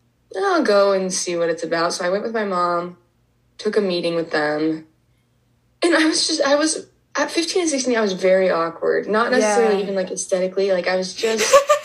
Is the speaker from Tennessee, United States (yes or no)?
no; Heber, Utah, United States; moved away as an adult; now in New York, United States; I'm 22 years old. I'm originally from Heber. Usually I say like Park City, Utah